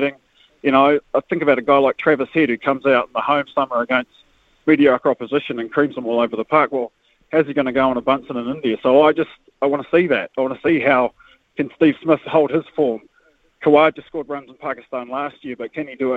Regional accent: Wellington, New Zealand; growing up in Wellington

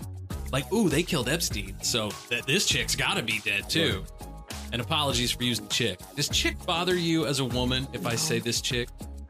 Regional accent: Fillmore, United States; I was from Fillmore, which was a smaller town like 30 minutes away. So I had like an hour-long bus ride to get

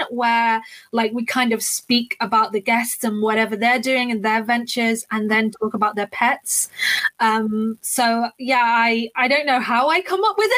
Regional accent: London, United Kingdom; I am from London in the UK, as you can probably hear by my accent.

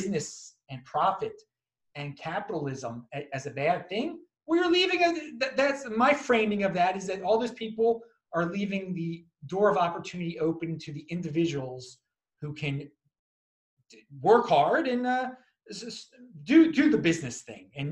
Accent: Baltimore, Maryland, United States; I'm from Baltimore originally

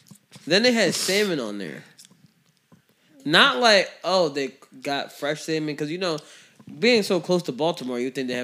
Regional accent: Jamaica; I'm a Jamaican, so I mean, stuff like that.

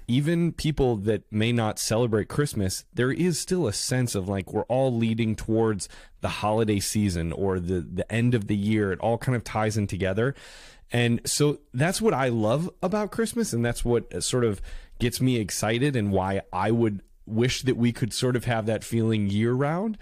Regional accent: Carol Stream, Illinois, United States; also born or lived in New York City; now in Los Angeles, United States; I'm originally from Chicago, Illinois, uh, from, uh, the suburb of Carroll Stream

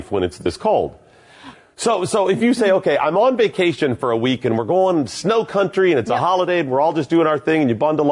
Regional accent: Michigan, United States; I grew up on Lake Erie

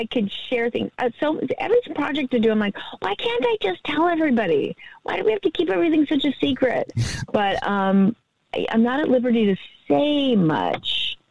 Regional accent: Powder Springs, Georgia, United States; moved away; my hometown

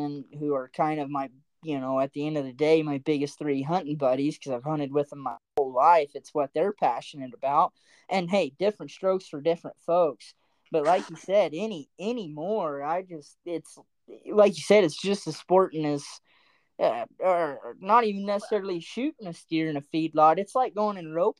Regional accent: Oklahoma, United States; I grew up whitetail hunting in Oklahoma

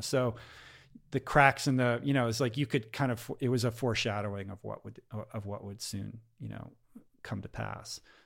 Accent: Washington, United States; moved away as an adult; also born or lived in Stanford, California; growing up in Washington

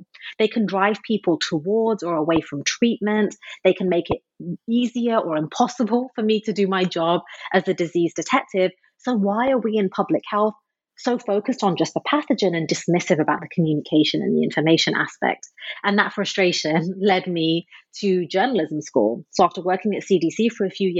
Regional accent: Midlands, United Kingdom; I was born and raised in England. I was brought up in a very tight-knit conservative immigrant community in the middle of the UK, literally in a part called the Midlands.

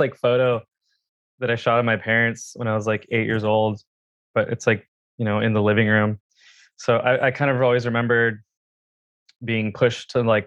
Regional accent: Watsonville, California, United States; I grew up in a town called Watsonville, which is like, it's like the ghetto of San Diego.

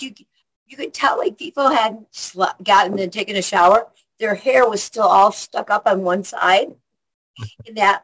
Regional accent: Rockford, Illinois, United States; moved away; I'm from Rockford, Illinois, and that's 90 miles northwest of Chicago.

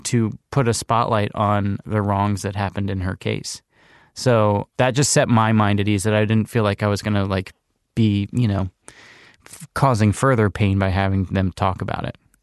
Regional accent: Charlottesville, Virginia, United States; moved away; has lived in Charlottesville, Virginia, which is my hometown.

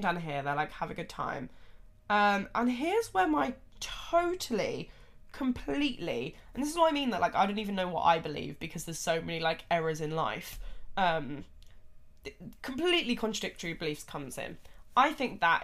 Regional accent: United Kingdom; us in the UK

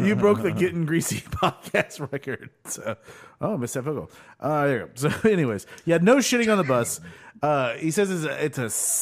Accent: United States; I'm from America, motherfucker. We use words.

